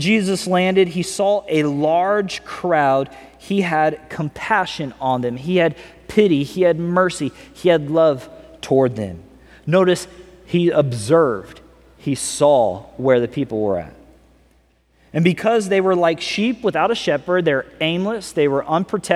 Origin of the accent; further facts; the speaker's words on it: California, United States; also born or lived in Missouri; now I'm from California